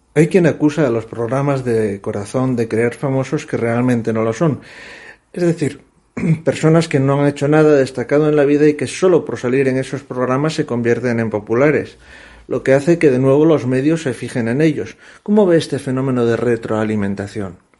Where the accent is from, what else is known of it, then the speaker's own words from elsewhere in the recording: Asturias, Spain; now in Madrid, Spain; Somos conscientes los asturianos